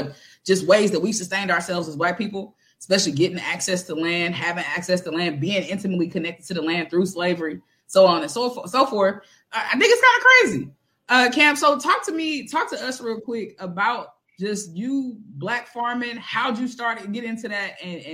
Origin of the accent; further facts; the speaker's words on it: Missouri, United States; also born or lived in Kansas; now in Southern California, United States; I grew up in Missouri